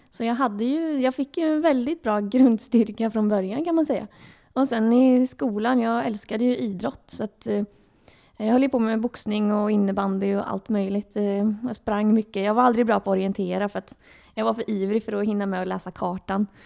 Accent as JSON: {"language": "Swedish", "town": "Örebro", "region": "Örebro County", "country": "Sweden", "lives_now": "Gothenburg, Sweden", "said": "jag kom ju från Örebro och då flyttade jag till Göteborg för att jag fick jobb här i Varberg."}